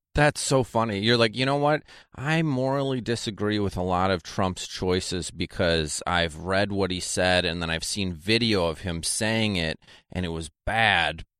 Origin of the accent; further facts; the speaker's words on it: Janesville, Wisconsin, United States; moved away; also born or lived in New York; Janesville, Wisconsin's where I'm from